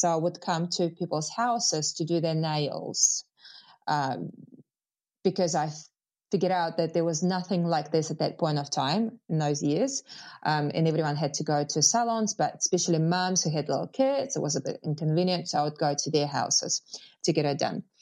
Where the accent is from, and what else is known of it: Moscow, Russia; English is a second language; moved away as an adult; now in New Zealand